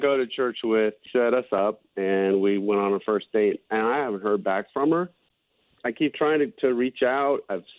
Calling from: Windermere, Florida, United States; I'm calling from Windermere.

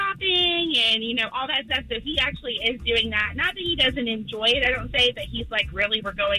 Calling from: Longwood, Florida, United States; I'm calling from Longwood, Florida.

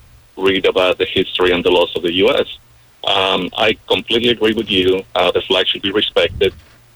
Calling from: Colombia

